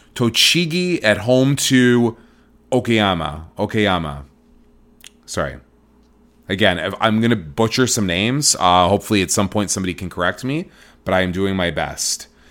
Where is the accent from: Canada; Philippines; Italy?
Canada; Toronto, Ontario; now in Vancouver, Canada; I'm born and raised in Toronto, Ontario, Canada